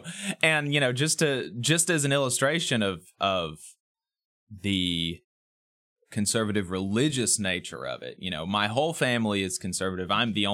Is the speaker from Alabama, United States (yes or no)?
yes; Owens Crossroads, Alabama, United States; also born or lived in New Market; I was born in the Huntsville Hospital, September 11th, 1996. And I have never lived more than 35-40 minutes from the city center, although I've always lived very far from the city center. Grew up first in Owens Crossroads and then in New Marke